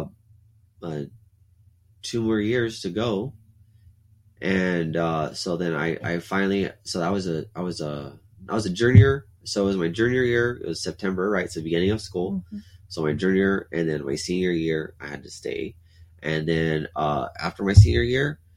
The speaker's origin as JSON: {"language": "English", "town": "Alice", "region": "Texas", "country": "United States", "tie": "born or raised there", "also_born_or_lived": "Corpus Christi, Texas"}